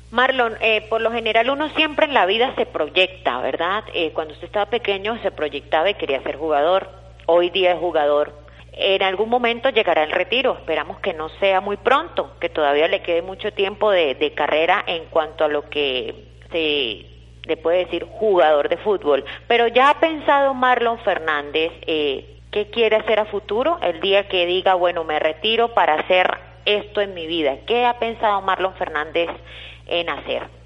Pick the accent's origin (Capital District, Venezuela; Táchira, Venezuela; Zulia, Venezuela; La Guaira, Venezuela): Táchira, Venezuela; los tachirenses